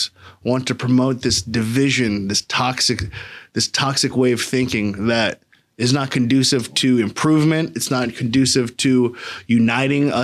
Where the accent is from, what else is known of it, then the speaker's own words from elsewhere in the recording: United States; We as an American people